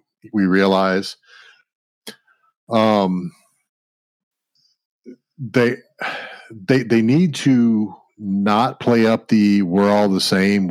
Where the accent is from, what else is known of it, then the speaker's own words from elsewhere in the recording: the South, United States; I'm from the South